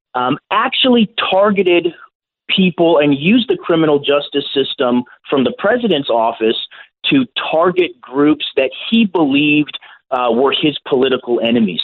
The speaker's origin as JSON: {"language": "English", "region": "California", "country": "United States", "tie": "born or raised there", "moved": "yes", "lives_now": "St. Louis, United States", "said": "my home state of California"}